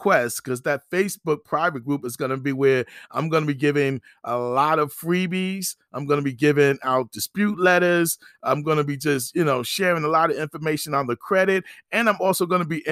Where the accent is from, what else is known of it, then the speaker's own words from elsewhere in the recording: Passaic, New Jersey, United States; also born or lived in Paterson, New Jersey; now in Virginia, United States; Born in Patterson, raised in Passaic